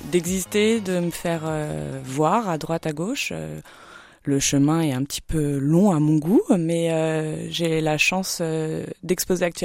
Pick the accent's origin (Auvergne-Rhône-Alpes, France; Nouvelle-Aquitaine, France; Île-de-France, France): Île-de-France, France; Paris; moved away as an adult; now in Épernay, France; Une vraie parisienne pure souche.